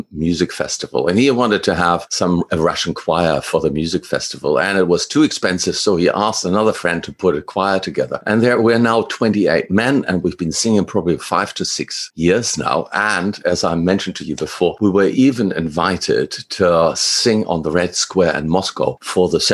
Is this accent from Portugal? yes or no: no; Germany; moved away as an adult; now in Australia; originally I'm from Germany. I came to Australia at 26 after I finished my studies